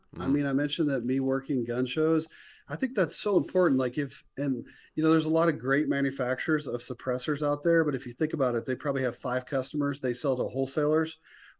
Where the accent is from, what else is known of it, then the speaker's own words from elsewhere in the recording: the South, United States; growing up in the South, college football, you know, you love when the team that wasn't supposed to win wins